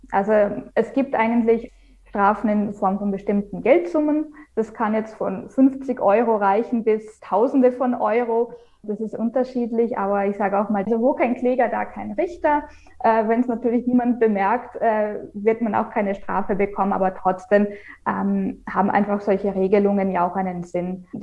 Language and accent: German; Vienna, Austria; now in Germany; also ich komme ja ursprünglich aus Wien. Man hört es vielleicht dann noch so in dem einen oder anderen mhm. Wort oder Ausdruck.